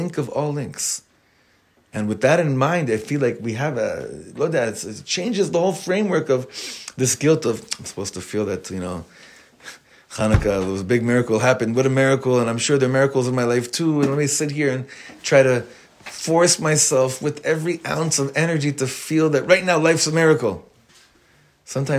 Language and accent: English; Los Angeles, California, United States; now in Israel; I grew up on Highland Avenue in Los Angeles